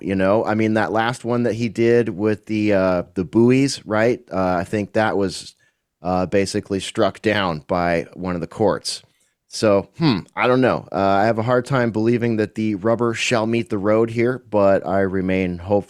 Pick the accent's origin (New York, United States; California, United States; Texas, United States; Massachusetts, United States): Texas, United States; As a Texan